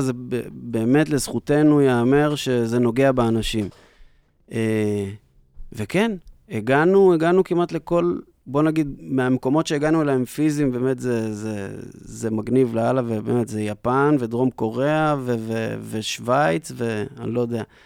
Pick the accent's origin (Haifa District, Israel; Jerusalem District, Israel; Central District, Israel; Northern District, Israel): Northern District, Israel; Tiberias; also born or lived in New York; אני גדלתי בטבריה לאבא שיש לו להקת חתונות ואירועים